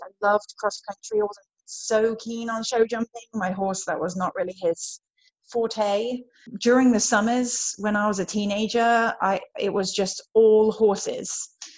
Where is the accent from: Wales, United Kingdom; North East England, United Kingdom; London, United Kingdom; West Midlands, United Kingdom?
West Midlands, United Kingdom; Worcestershire; moved away as an adult; now in United States; I grew up in England in Worcestershire, which is in the West Midlands